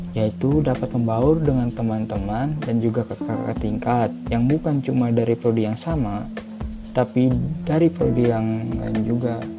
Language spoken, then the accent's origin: Indonesian; Kampung Serdangkuring, Way Kanan Regency, Lampung, Indonesia; Saya berasal dari Lampung yang tepatnya berada di Kampung Serdangkuring, Kabupaten Waikanan